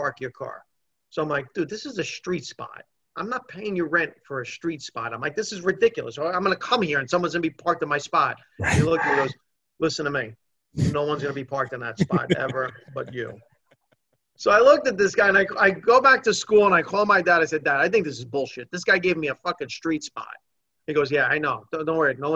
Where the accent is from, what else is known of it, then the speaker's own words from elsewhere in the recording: Hackensack, New Jersey, United States; I grew up in Hackensack